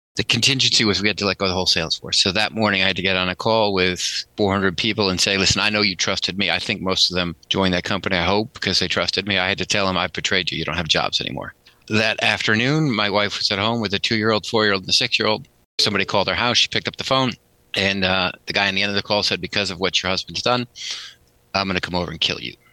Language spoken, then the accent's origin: English; Northampton, Massachusetts, United States; also born or lived in Connecticut / Hingham, Massachusetts; now in Boston, United States; I grew up in Northampton, right? So, Western Mass.